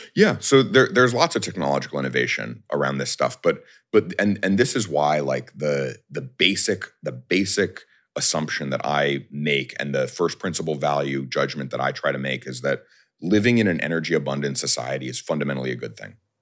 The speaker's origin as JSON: {"language": "English", "region": "New York", "country": "United States", "said": "I'm a New Yorker"}